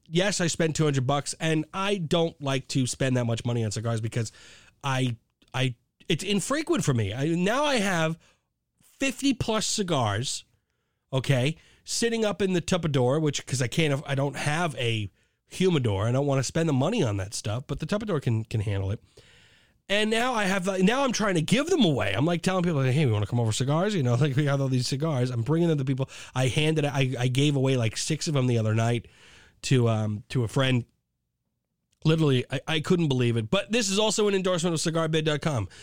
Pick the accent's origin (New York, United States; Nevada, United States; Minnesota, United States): New York, United States; I'm from New York